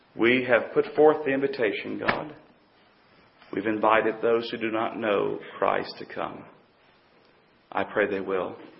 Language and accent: English; North Carolina, United States; also born or lived in Pennsylvania / Virginia / Tennessee; I was born and raised in North Carolina